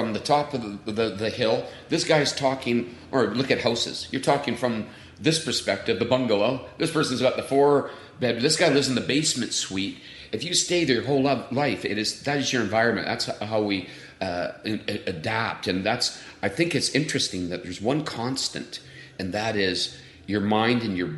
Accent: Vancouver, British Columbia, Canada; I grew up in East Vancouver

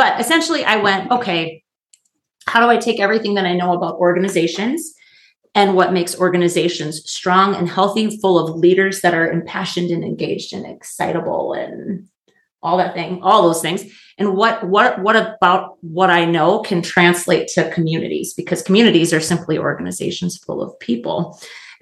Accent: Oakes, North Dakota, United States; moved away as an adult; I'm back in my hometown. We're actually recording in the little village of Oaks, North Dakota.

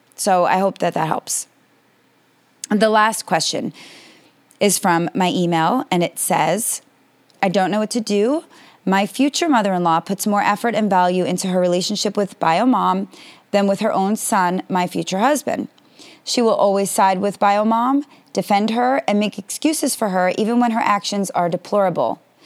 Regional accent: United States; I am American and based in America

